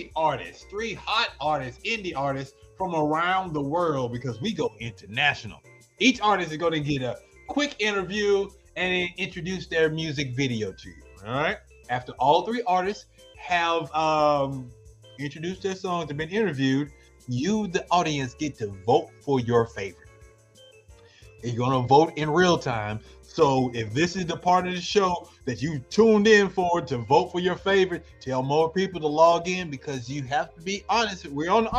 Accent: Arkansas, United States; I'm from Arkansas

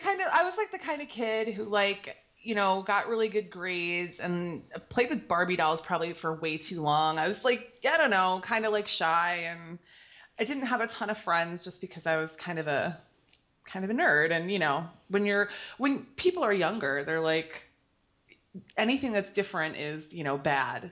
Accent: Detroit, Michigan, United States; now in Wyandotte, United States; I was born and raised in Detroit.

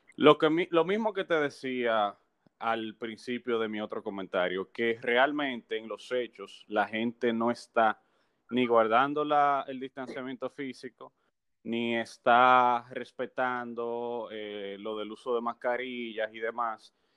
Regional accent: Dominican Republic; uno como dominicano, como ciudadano

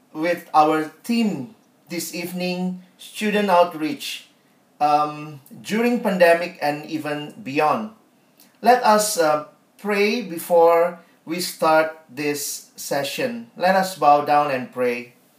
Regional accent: Indonesia; I'm from Indonesia

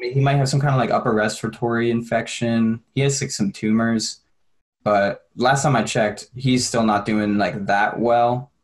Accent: New York, United States; moved away as an adult; I'm from New York

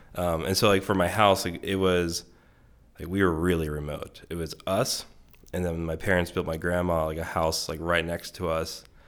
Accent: Bittinger, Maryland, United States; I grew up in Western Maryland. Um, it's called Garrett County

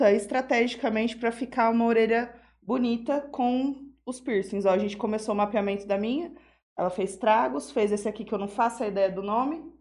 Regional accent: Jales, São Paulo, Brazil; eu sou de Jales, sou nascida e criada aqui, jalesense. Eu gosto muito daqui.

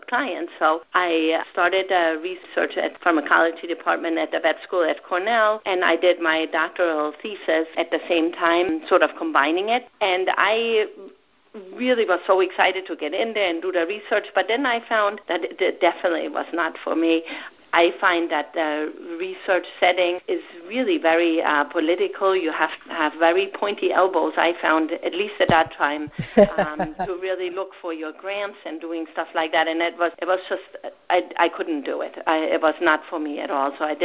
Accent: Germany; now in United States; I grew up with my grandparents in Germany

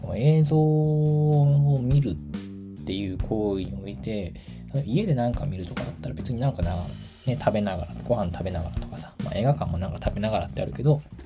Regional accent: Tachikawa, Tokyo, Japan; 私の地元が立川東京の立川っていうエリアなんだけど

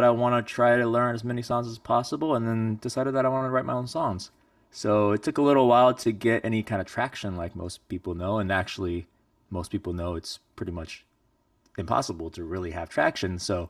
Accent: China; born there; I was born in China a long, long time ago

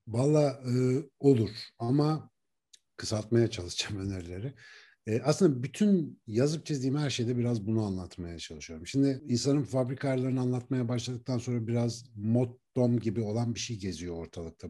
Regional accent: Ankara, Turkey; Ankara'nın Etlik işte Keçiören Etlik bandındaki semtine taşınmıştı bizimkiler. Onu artık hatırlıyorum ilkokula başladığım dönem. Orada büyüdüm.

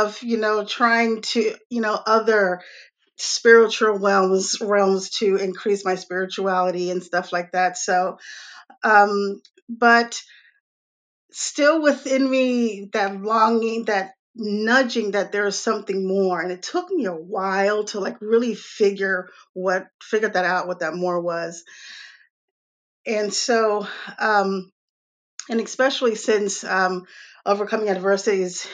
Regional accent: New York City, New York, United States; also born or lived in Atlanta / Raleigh, North Carolina; now in North Carolina, United States; I was born in Brooklyn, New York. I've lived in major lived in major cities all my life.

